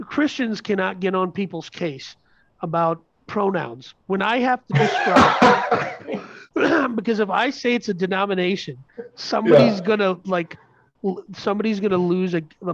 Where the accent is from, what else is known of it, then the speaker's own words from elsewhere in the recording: Minnesota, United States; we were raised in Minnesota